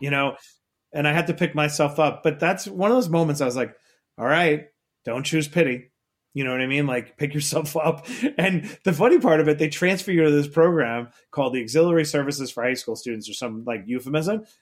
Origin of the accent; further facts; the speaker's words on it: New York City, New York, United States; I grew up in Queens, New York